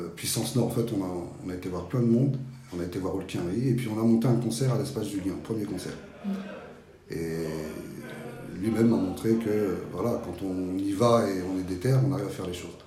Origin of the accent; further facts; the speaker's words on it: Petit-Bourg, Guadeloupe; also born or lived in France (mainland); now in France; je suis guadeloupéen. Hein. Ma mère est guadeloupéenne, je viens de Petit-Bourg. Et qu'on est venu en France